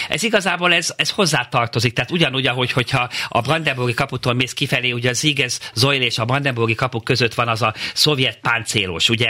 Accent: Hungary

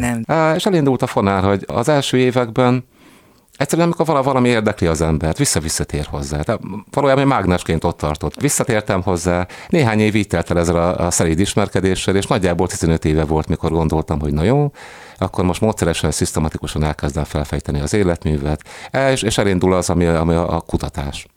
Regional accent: Cegléd, Pest, Hungary; moved away as an adult; also born or lived in Szeged; Szegléden születtem

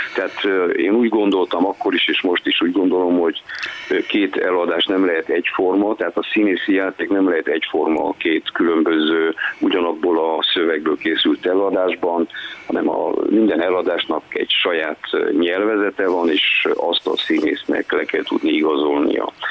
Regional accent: Târgu Mureș, Mureș County, Romania; also born or lived in Timișoara; Marosvásárhelyi, Marosvásárhelyi születésű vagyok

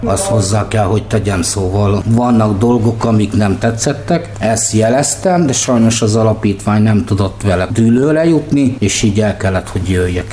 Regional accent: Budapest, Hungary; born or raised there; also born or lived in Mosonmagyaróvár

